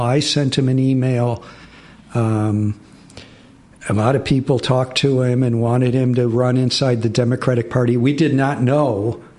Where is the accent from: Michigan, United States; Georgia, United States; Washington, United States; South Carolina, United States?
Michigan, United States; now in New York, United States; I grew up in Michigan with the big Arab American population.